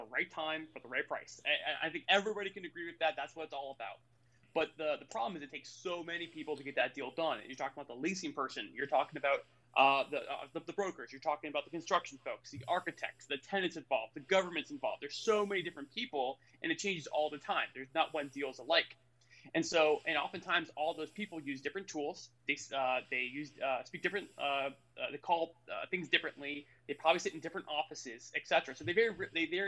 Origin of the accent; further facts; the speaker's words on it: Florida, United States; I'm from Florida